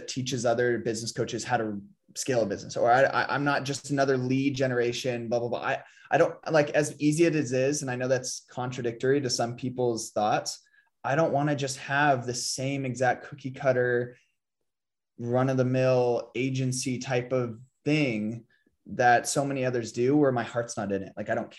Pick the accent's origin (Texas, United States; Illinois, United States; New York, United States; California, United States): California, United States; San Diego; like I'm from San Diego, I have my own opinions about